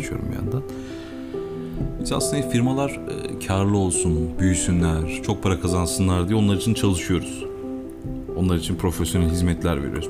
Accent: Eskişehir, Turkey; also born or lived in Istanbul / Barcelona

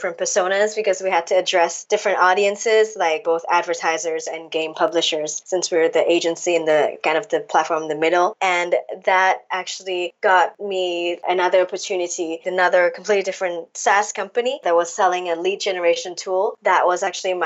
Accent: Hong Kong; moved away as an adult; now in Paris, France; I am originally from Hong Kong. Well, born and raised in Hong Kong

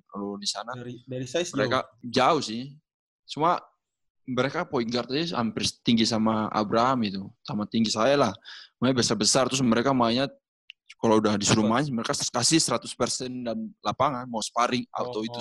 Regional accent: Papua, Indonesia; Iya, lahir besar di Papua karena bapak saya kan polisi di Papua.

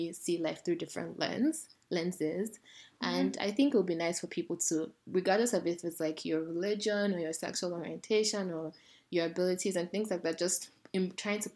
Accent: Nigeria; moved away; growing up in Nigeria

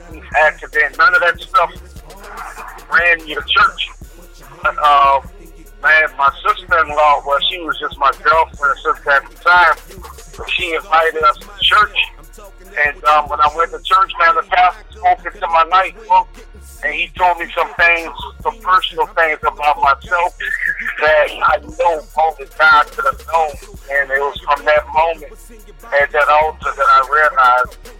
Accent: New Orleans, Louisiana, United States; moved away as an adult; now in Houston, United States; I am from New Orleans, Louisiana, and I have been in Houston, Texas, since Hurricane Katrina, about 10 years

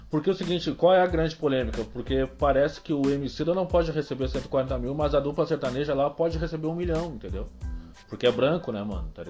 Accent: Cidreira, Rio Grande do Sul, Brazil; onde eu me criei, assim, e é onde eu, eu, eu descobri as malandragens da, da, da, da, vida pública

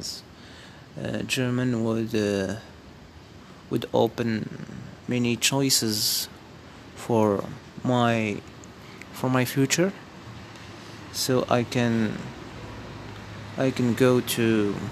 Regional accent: Morocco; first language Amazigh; English is a second language; I am Moroccan, and my roots are Amazigh

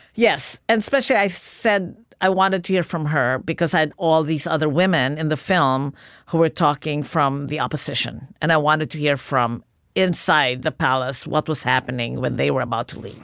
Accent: Philippines; moved away; Growing up in the Philippines.

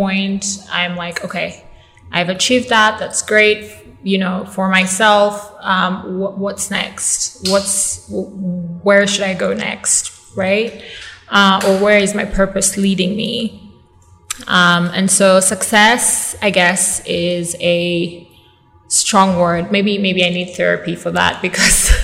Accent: Kampala, Uganda; moved away as an adult; also born or lived in United States; born and raised in Uganda

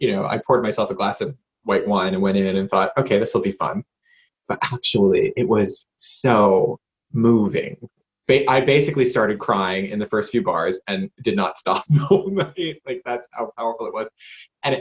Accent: Johnston, United States; moved away as an adult; also born or lived in United Kingdom; I ended up in the local church choir at Catholic Church where I grew up in Johnston

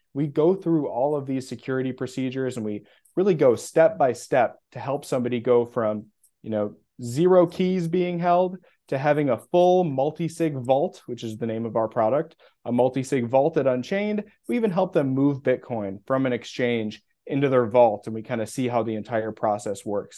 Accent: Midwest, United States; moved away as an adult; also born or lived in Minneapolis, Minnesota; now in Austin, United States; I'm not from Austin, Texas, although that's where I live currently. I'm from the Midwest

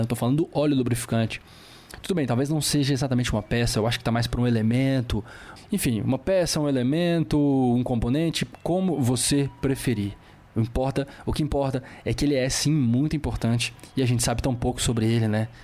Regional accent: Belo Horizonte, Minas Gerais, Brazil; perto de Belo Horizonte, minha cidade natal.

